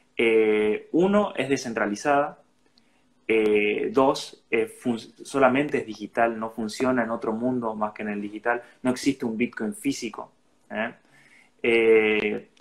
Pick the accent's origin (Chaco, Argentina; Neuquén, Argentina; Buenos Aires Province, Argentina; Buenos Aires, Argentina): Chaco, Argentina; Resistencia; soy de acá de la localidad, soy de Resistencia, Chaco.